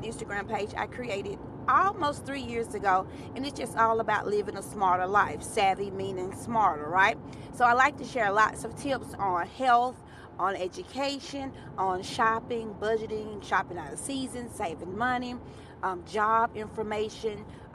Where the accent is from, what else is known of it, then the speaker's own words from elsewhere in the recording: Alabama, United States; I am a Bama girl. I'm from Bama